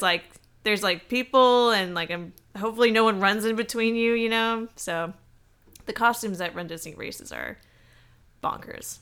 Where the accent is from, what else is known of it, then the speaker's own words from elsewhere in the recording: the South, United States; I'm from the South